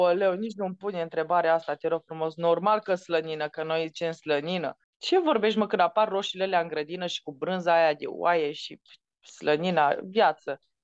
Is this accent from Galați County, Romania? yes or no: no; Baia Mare, Maramureș County, Romania; accent: Transylvanian; moved away as an adult; also born or lived in Bucharest; nu m-am născut în Filipine, m-am născut în Baia Mare